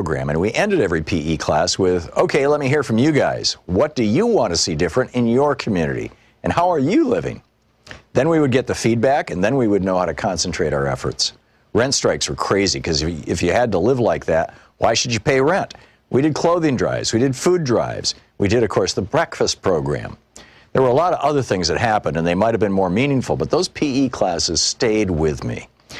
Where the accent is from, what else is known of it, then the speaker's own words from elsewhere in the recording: New York City, New York, United States; I was originally from Queens and came out of the Corona branch of the Black Panther Party